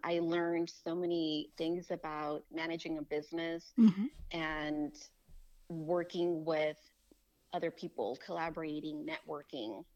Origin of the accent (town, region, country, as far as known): Tijuana, Baja California, Mexico; born or raised there; moved away as an adult; also born or lived in Los Angeles, California, United States; now in Texas, United States